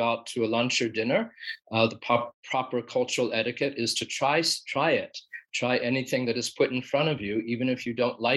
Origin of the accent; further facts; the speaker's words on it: Philadelphia, Pennsylvania, United States; I come from Philadelphia, and we have the oldest continual residential street in the United States